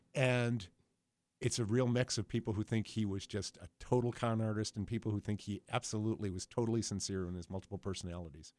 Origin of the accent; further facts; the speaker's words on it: Buffalo, New York, United States; grew up in Buffalo between Bethlehem and Republic Steel